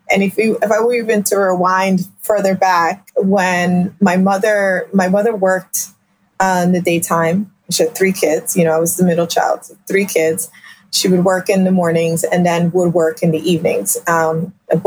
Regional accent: Philadelphia, Pennsylvania, United States; I am a child of immigrants, born and raised in South Philadelphia

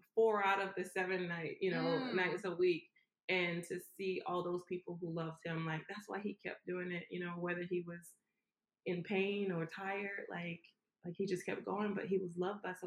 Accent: Savannah, Georgia, United States; I'm from Savannah

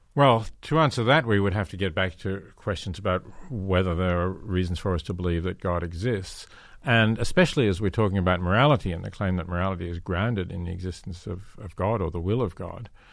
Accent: Australia; I come from Australia

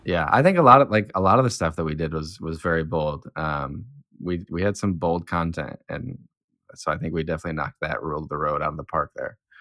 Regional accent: near South Bend, Indiana, United States; now in South Bend, United States; I'm from South Bend, um, well, I'm from a town over, but I've lived in South Bend for four or five years now

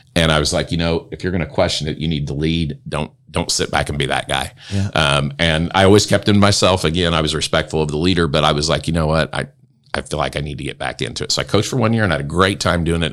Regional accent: Vincennes, Indiana, United States; moved away as an adult; now in Grant County, Indiana, United States; I'm from Southern Indiana, from uh, from Vincennes.

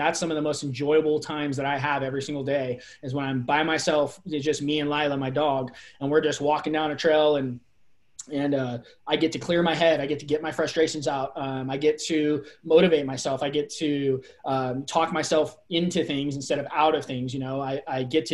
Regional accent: Bay Area, California, United States; now in Redmond, United States; I grew up in the Bay Area

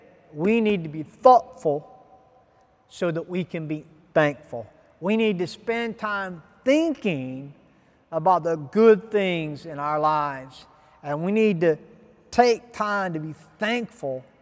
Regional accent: Ghana; as a Ghanaian citizen

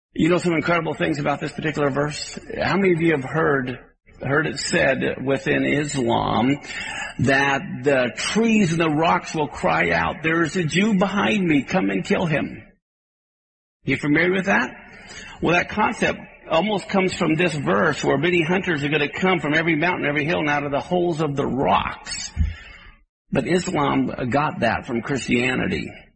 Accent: Kansas, United States; I grew up in Kansas where there were tornadoes

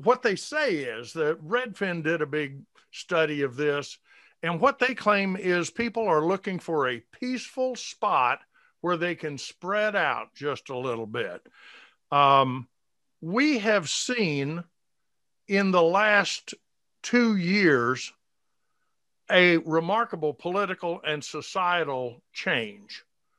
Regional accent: Atlanta, Georgia, United States; also born or lived in Decatur, Georgia; I was born and raised in Atlanta.

